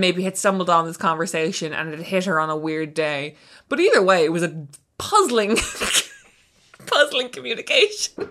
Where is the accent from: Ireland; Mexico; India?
Ireland; we're both Irish authors